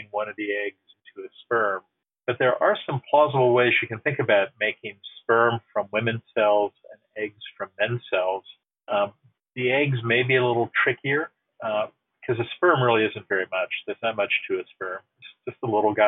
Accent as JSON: {"language": "English", "country": "United States", "said": "As an American citizen"}